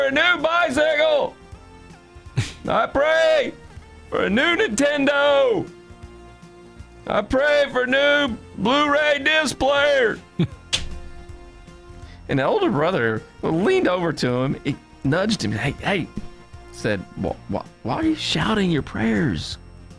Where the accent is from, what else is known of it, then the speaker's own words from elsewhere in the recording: Cynthiana, Kentucky, United States; now in Connecticut, United States; I'm from Cynthiana, Kentucky, and I've been up here in Connecticut for a long time